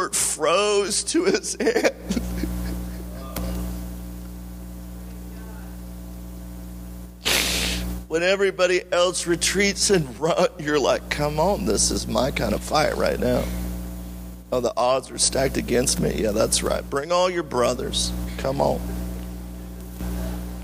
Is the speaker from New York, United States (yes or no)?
no; California, United States; moved away as an adult; now in Maui, United States; when we were growing up in California